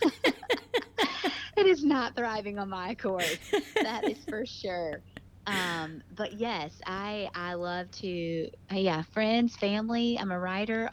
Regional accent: Greenville, North Carolina, United States; I'm from Greenville, North Carolina, so I'm about an hour and 10 minutes from the beach

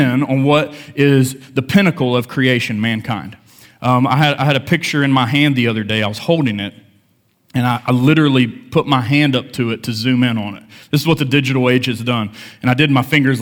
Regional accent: United States; I grew up in Lincoln County, small town

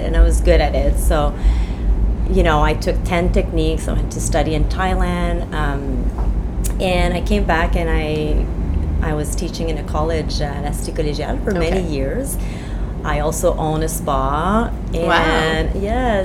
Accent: Quebec, Canada; first language French; English is a second language; I grew up on the Quebec side. My first language is French.

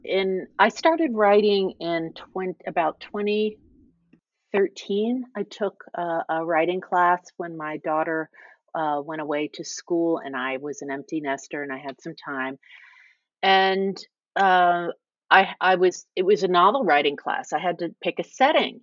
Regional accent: Virginia Beach, Virginia, United States; moved away as an adult; also born or lived in New York; I'm a native Virginian, and I grew up in Virginia Beach

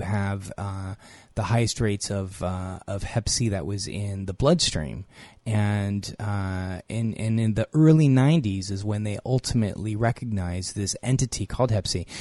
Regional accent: California, United States; I'm from California.

